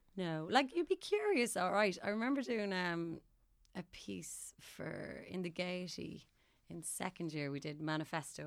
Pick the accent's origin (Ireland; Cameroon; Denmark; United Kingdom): Ireland; Mom was well, as supportive as an Irish parent would be